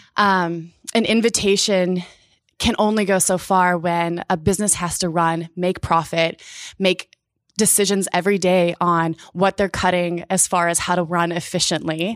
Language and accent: English; Indiana, United States; now in Portland, United States; I grew up in Indiana.